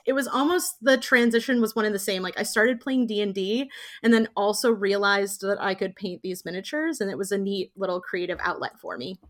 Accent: Indiana, United States; I grew up in Indiana

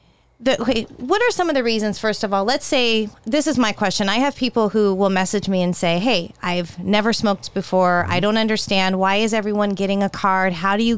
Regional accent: California, United States; I grew up in California

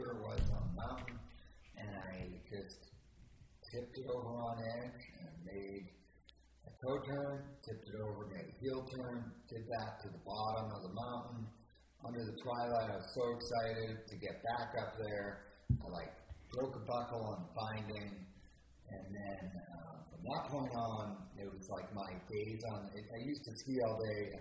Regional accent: Cape Cod, Massachusetts, United States; growing up on Cape Cod, hockey was a very, that's kind of like the sport there

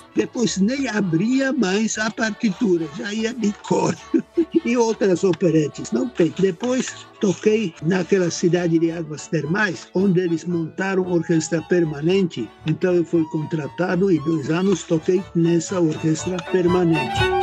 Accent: Czechia; Portuguese is a second language; moved away as an adult; now in Brazil; Eu nasci na República Tcheca, como já falei, antes da Segunda Guerra Mundial

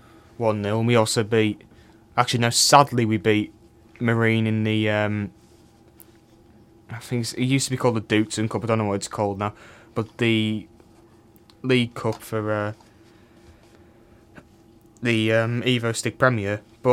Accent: Cork, Munster, Ireland; born there; But anyway, I was born in Cork.

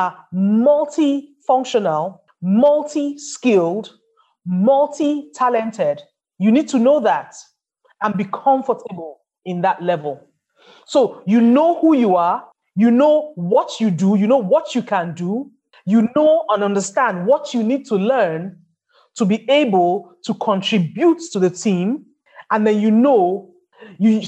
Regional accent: Nigeria; I live in Nigeria. I'm Nigerian

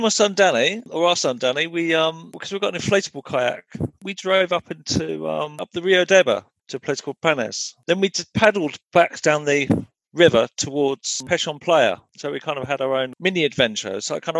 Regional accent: England, United Kingdom; growing up in England in the 1960s, 1970s

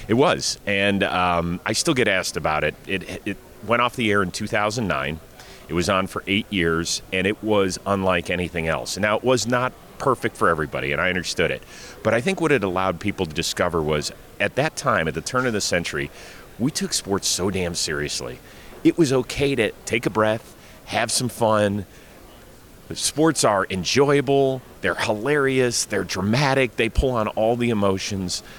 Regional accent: Cleveland, Ohio, United States; my hometown, Cleveland Browns

